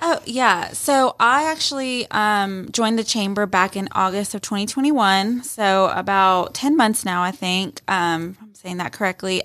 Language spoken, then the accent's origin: English; Rome, Georgia, United States; I am originally from Rome. I was born and raised here